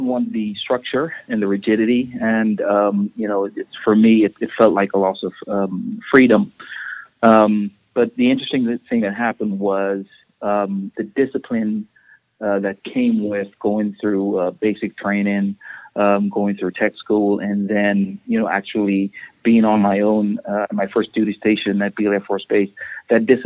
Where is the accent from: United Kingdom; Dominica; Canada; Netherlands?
Dominica; now in United States; I am originally from the Caribbean. I'm from Dominica, not to be confused with Dominican Republic. And I came up to the United States in 1999